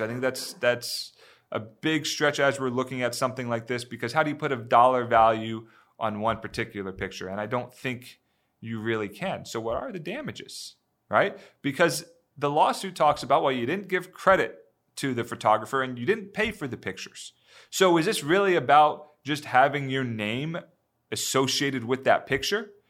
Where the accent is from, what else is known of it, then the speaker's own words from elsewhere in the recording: Northeast, United States; moved away; I grew up in the Northeast